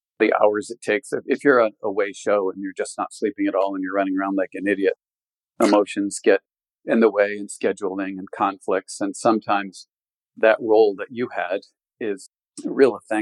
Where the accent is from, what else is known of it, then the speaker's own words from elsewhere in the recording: Connecticut, United States; moved away as an adult; I was raised in Connecticut from a large family